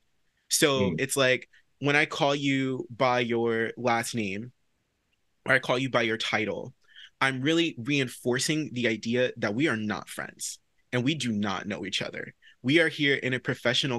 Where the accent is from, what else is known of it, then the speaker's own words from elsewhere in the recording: the South, United States; moved away as an adult; also born or lived in New York; I'm from the South as well